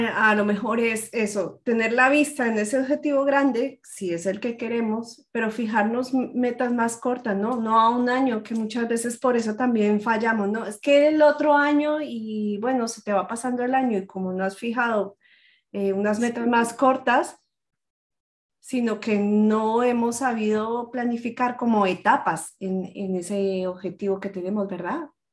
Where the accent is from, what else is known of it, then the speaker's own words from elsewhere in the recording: Colombia; moved away; soy colombiana